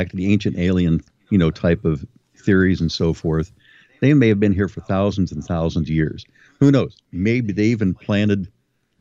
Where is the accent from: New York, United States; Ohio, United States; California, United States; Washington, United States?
Ohio, United States; I'm from Ohio